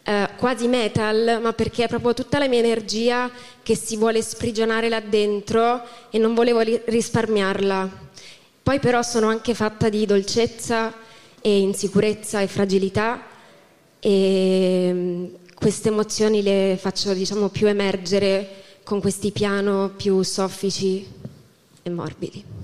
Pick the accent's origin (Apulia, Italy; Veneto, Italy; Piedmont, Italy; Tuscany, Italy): Tuscany, Italy; Lucca; now in Pisa, Italy; io sono di Lucca, in realtà non sono di Pisa.